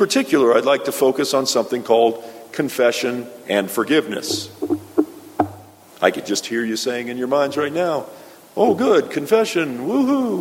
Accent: South Florida, United States; my hometown in South Florida

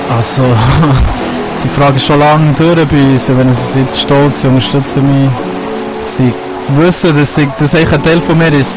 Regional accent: Bern, Switzerland; Das ist so wie meine Heimat hier. Das ist mein Daheim, ich bin aufgewachsen und das ist das, was ich in- und auswendig kenne

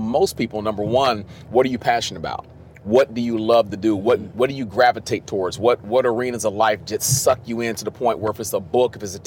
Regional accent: Cincinnati, Ohio, United States; I'm from Cincinnati, Ohio

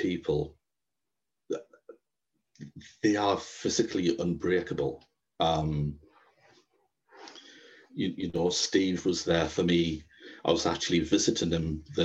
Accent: Sunderland and Durham, the Northeast, North East England, United Kingdom; I'm from Sunderland and Durham in the Northeast

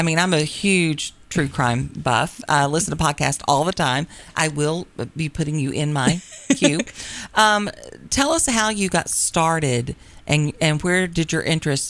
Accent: Stanton, United States; I grew up with in Stanton

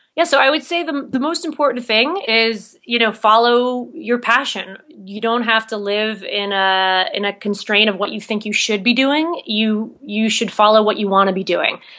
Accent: New Jersey, United States; moved away as an adult; also born or lived in New York City; now in Salt Lake City, United States; I'm actually from, born and raised in New Jersey

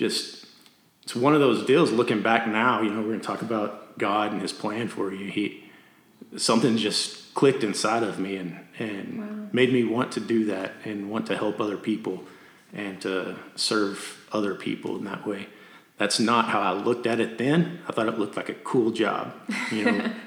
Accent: Amarillo, Texas, United States; also born or lived in Canyon, Texas; I'm from Canyon, Texas, and I grew up in Amarillo, moved to Canyon in high school

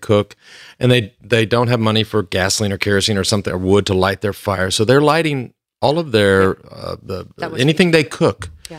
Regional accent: Plano, Texas, United States; think, honey, I grew up in Plano, Texas.

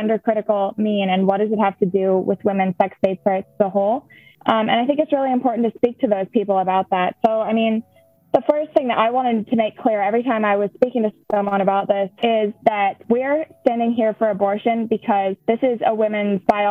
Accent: La Crosse, Wisconsin, United States; I'm from the La Crosse area of Wisconsin.

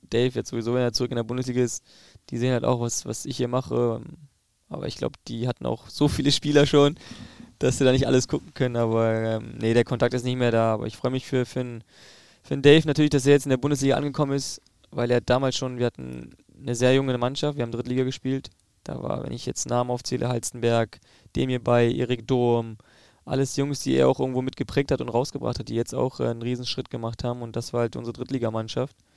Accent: East Germany, Germany; aber ich glaube, dass ich die Mentalität des Ostens schon in mir trage, weil ich dort aufgewachsen bin

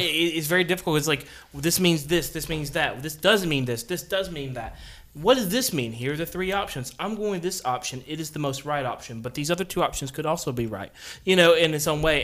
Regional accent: Central Alabama, United States; we're from Central Alabama

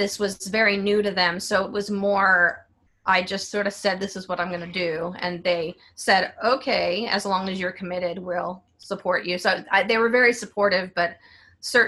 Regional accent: San Diego, California, United States; now in New York City, United States; I'm originally from San Diego

